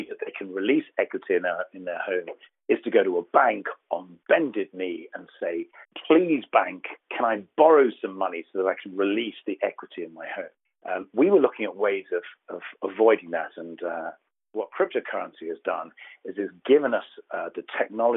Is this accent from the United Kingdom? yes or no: yes; United Kingdom; accent: deep southern; moved away as an adult; now in Southern California, United States; As you can tell from my deep southern accent, I was born in the United Kingdom and I moved over here about 4 years ago.